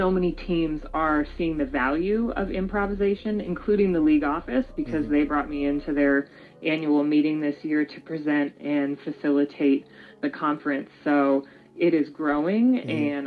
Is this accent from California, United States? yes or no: no; Denver, Colorado, United States; also born or lived in New York City; me growing up in Denver, Colorado